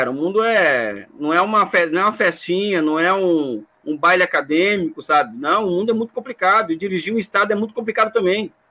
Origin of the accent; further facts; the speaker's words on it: Brazil; só que eu sou brasileiro, né?